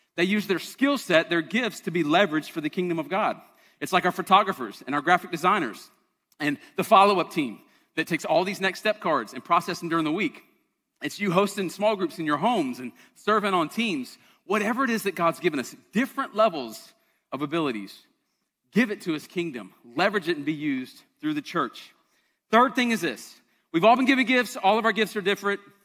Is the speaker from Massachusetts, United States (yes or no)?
no; Charleston, South Carolina, United States; I'm from Charleston.